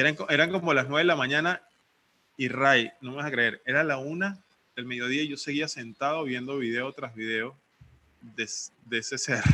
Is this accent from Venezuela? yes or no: yes; Venezuela; moved away as an adult; now in Playa del Carmen, Mexico; soy hijo único venezolano. Estoy viviendo ahorita en México, en, un lugar paradisíaco que se llama Playa del Carmen